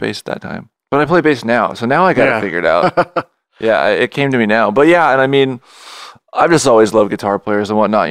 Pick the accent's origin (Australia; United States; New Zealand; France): United States; Ventura, California; also born or lived in Santa Monica; I grew up for the most part in Ventura